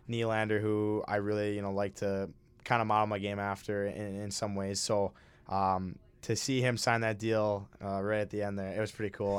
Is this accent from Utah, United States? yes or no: no; Minnesota, United States; I'm from Minnesota